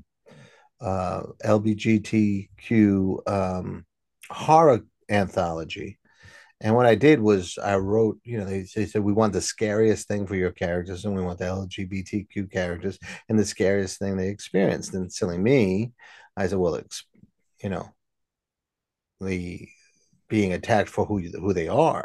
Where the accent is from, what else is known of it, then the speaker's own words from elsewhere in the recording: New York City, New York, United States; I grew up in the Bronx